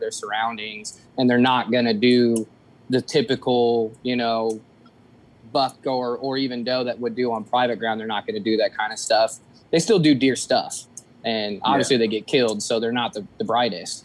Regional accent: Decatur, United States; I'm from the Decatur area. I live in a small town outside of Decatur. I've pretty much grown up here since I was about 13, 14

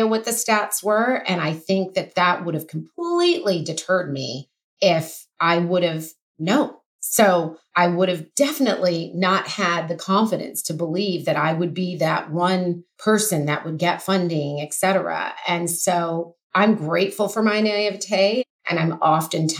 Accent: Oklahoma, United States; moved away as an adult; now in Los Angeles, United States; I grew up in Oklahoma, went to college there, moved

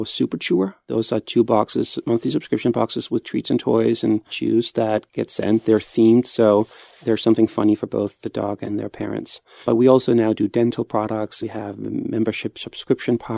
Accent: Copenhagen, Capital Region of Denmark, Denmark; I'm from Copenhagen

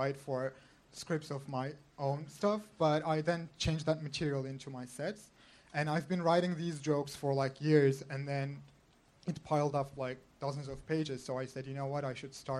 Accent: Los Angeles, California, United States; I'm from Los Angeles.

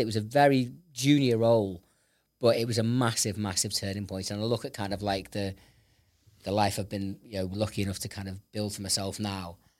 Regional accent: Liverpool, North West England, United Kingdom; I was born in this city

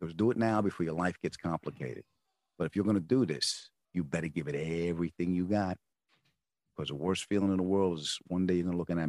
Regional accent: Long Island, New York, United States; moved away; also born or lived in California; I grew up on Long Island

